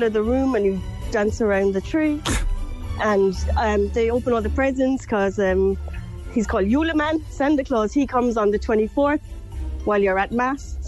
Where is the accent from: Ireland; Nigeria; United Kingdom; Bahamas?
Ireland; Cork, Munster; accent: Cork; moved away as an adult; now in Denmark; born and reared in Black Rock